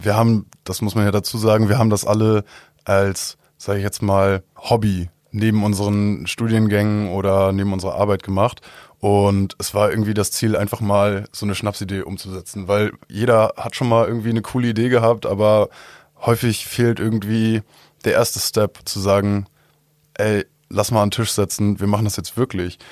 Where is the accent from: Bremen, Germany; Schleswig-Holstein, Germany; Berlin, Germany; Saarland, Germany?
Schleswig-Holstein, Germany; Albersdorf; ich komme ursprünglich aus Albersdorf